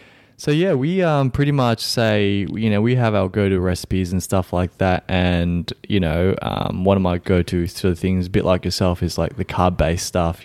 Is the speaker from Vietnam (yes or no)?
yes; Vietnam; moved away; my home country of Vietnam